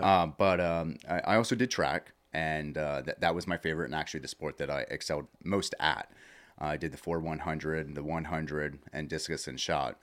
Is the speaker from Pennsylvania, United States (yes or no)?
yes; Lebanon, Pennsylvania, United States; I actually grew up, uh, in the Lebanon area. I went to South Lebanon Elementary